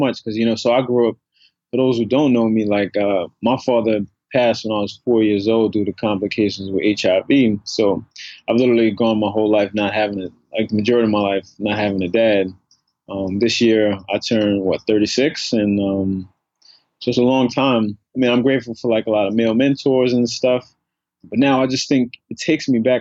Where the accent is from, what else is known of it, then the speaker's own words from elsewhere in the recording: New York City, New York, United States; also born or lived in Harlem, New York; I grew up in the South Bronx.